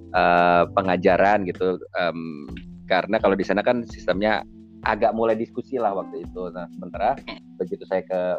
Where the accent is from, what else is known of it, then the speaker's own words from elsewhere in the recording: Bucharest, Romania; born there; saya lahir di Romania pak di, oh. di Bukares